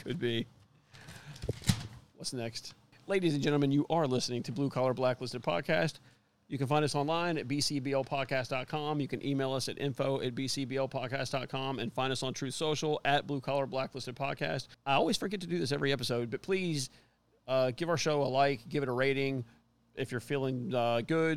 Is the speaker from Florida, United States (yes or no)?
yes; Miami, Florida, United States; I'm from Miami